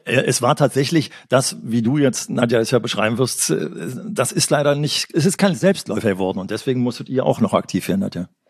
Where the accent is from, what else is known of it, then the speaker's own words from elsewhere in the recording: Berlin, Germany; ich komme aus Berlin, aus einer Stadt